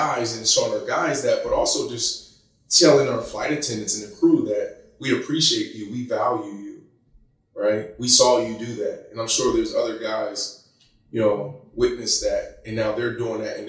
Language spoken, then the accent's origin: English; Pittsburgh, Pennsylvania, United States; I was born in Pittsburgh, Pennsylvania. Grew up in a town, East Liberty